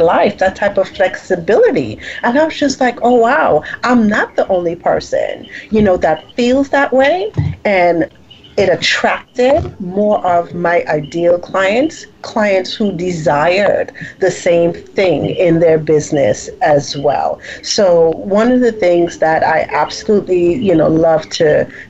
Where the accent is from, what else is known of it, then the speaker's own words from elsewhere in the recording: U.S. Virgin Islands; moved away as an adult; also born or lived in U.S. mainland; I'm from the Virgin Islands